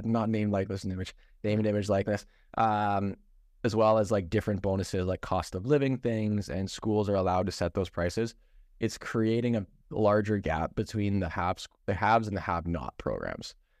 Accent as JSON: {"language": "English", "region": "Ontario", "country": "Canada", "tie": "born or raised there", "said": "Ben and I grew up in Ontario."}